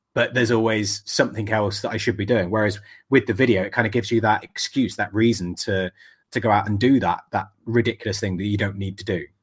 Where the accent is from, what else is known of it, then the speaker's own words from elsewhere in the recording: England, United Kingdom; I'm English